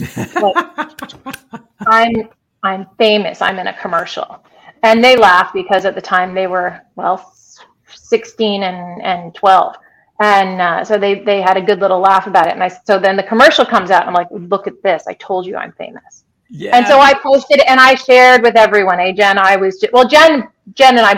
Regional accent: United States; now in Canada; I have lived in Canada for almost 24 years. And I still don't have my Canadian citizenship. So I'm still an American

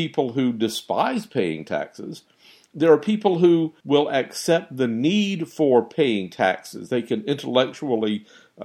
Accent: United States; as American citizens

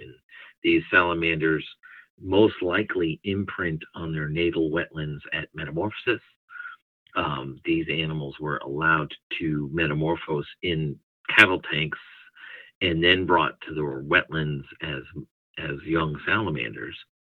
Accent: Northeast, United States; now in Southeastern United States; I ended up in the southeastern United States. I'm originally from the Northeast

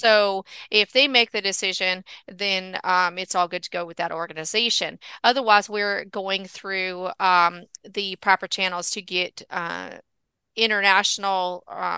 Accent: California, United States; I grew up in Southern California, so that's kind of gone, though. It was a long time ago.

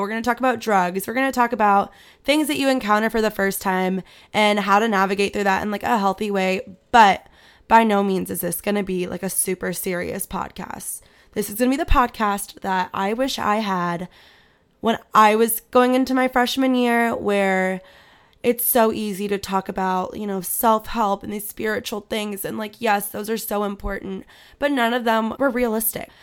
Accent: Manhattan Beach, California, United States; moved away as an adult; now in Virginia, United States; I grew up in Manhattan Beach.

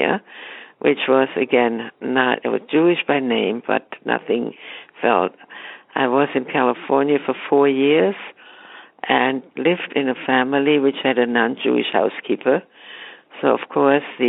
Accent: Frankfurt, Hesse, Germany; moved away; I'm from Frankfurt, Germany

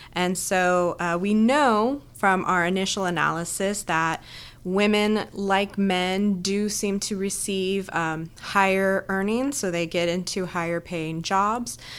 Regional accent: Southern California, United States; moved away as an adult; also born or lived in Boston; now in Texas, United States; I kinda grew up all over Southern California

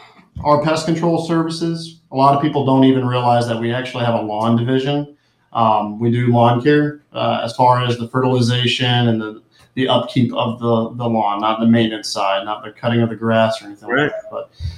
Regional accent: Georgia, United States; now in Florida, United States; I'm originally from Georgia

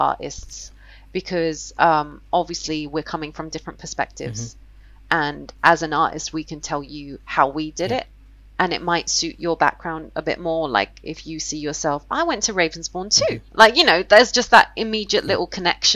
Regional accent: London, United Kingdom; I'm from London

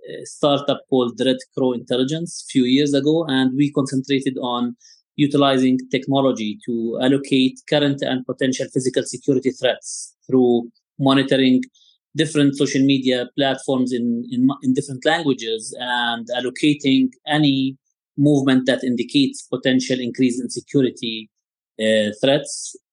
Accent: Jerusalem, Jerusalem District, Israel; also born or lived in West Bank; So, born and raised in Jerusalem, and I've studied in the West Bank. I've always lived in a challenging political environment.

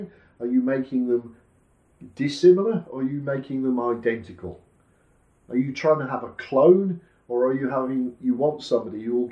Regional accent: United Kingdom; being a Brit, a British person

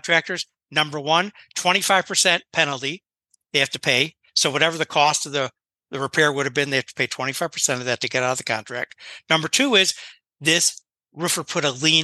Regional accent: Chicago, Illinois, United States; moved away as an adult; now in Florida, United States; I come from Chicago.

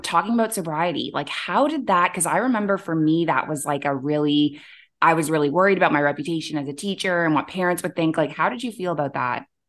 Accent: Canada; moved away as an adult; also born or lived in Middle East; now in Bali, Indonesia; I'm a Canadian who moved across the world to the Middle East at age twenty-three, and I never went back.

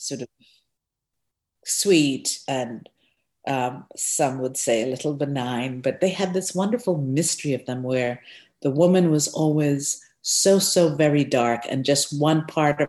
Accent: Guyana; I was born in Guyana, South America.

